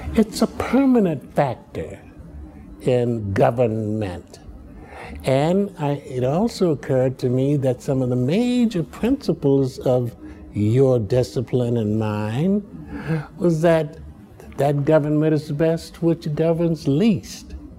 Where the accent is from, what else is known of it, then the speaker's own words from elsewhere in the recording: Chicago, Illinois, United States; also born or lived in Muskogee, Oklahoma; But I was bred in Southside Chicago.